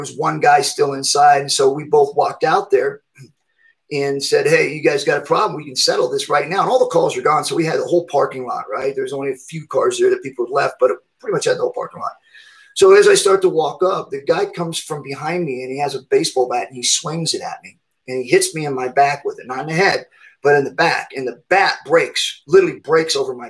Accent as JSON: {"language": "English", "town": "Redding", "region": "California", "country": "United States", "moved": "as an adult", "lives_now": "Reno, United States", "said": "moving to Reno, Nevada, back closer to home where I was at from Redding"}